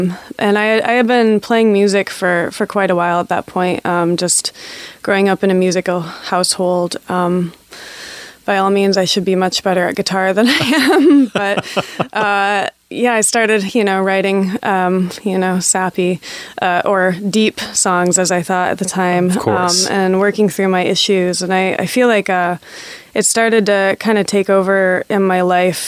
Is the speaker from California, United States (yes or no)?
no; Grand Rapids, Michigan, United States; I grew up in Grand Rapids, Michigan, which is pretty conservative